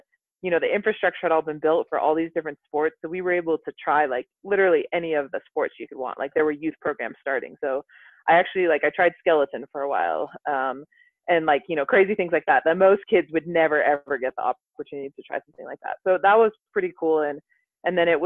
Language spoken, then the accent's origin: English; Park City, Utah, United States; also born or lived in Salt Lake City, Utah; now in Anchorage, United States; When we were fairly young, we moved up to Park City